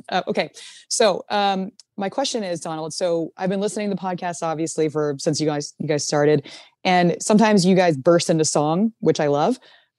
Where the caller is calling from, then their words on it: Shanghai, China; I am calling from Shanghai, China.